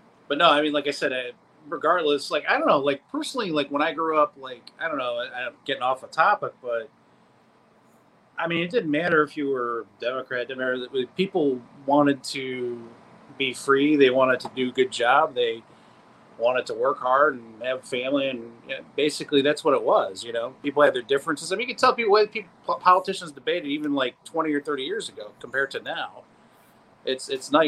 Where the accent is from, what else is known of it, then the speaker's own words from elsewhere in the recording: Cleveland, Ohio, United States; also born or lived in Ashland, Ohio; I was born and raised in Cleveland